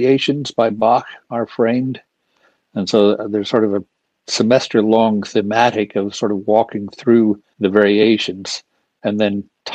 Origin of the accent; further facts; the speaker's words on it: Los Alamos, New Mexico, United States; now in California, United States; I was born in Los Alamos, 20 miles from Santa Fe